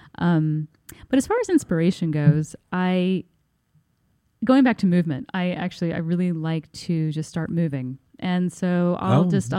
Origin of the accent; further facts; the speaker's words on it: Bloomington, Indiana, United States; moved away as an adult; now in New York, United States; I'm from Bloomington, Indiana, which is a lovely town in southern Indiana.